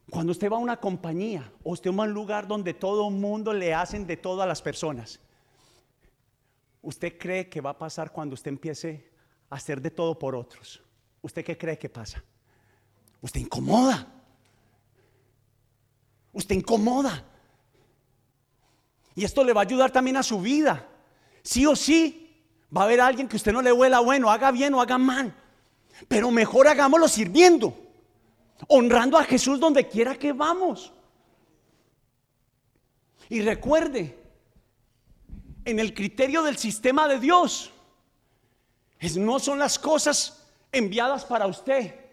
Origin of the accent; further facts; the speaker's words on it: Antioquia, Colombia; Yo soy paisa. Lo que pasa es que tengo un problema en mi lengua.